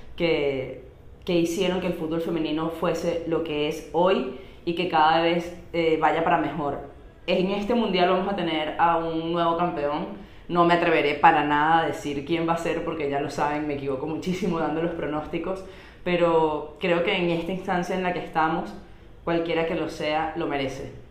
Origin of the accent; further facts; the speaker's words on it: Venezuela; nosotras somos dos chicas venezolanas que estamos actualmente en Valencia, Venezuela